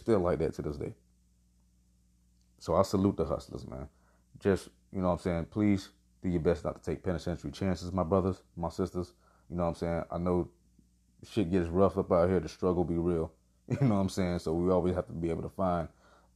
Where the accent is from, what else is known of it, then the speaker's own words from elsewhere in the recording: Miami, Florida, United States; Born and raised in the county of Dade. Man, I'm from Miami